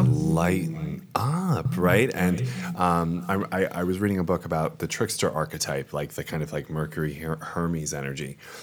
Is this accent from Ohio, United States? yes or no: no; Long Island, New York, United States; moved away; also born or lived in Rome, Italy; I am from Long Island, New York, but I'm coming at you from Rome, Italy